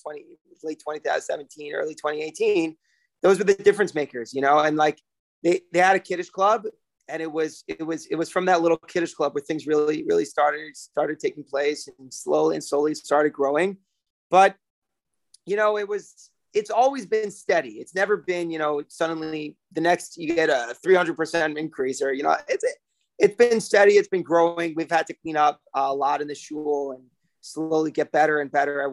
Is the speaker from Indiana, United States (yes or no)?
yes; South Bend, Indiana, United States; also born or lived in Israel; now in New York, United States; I'm born and raised in South Bend, Indiana, Notre Dame, Fighting Irish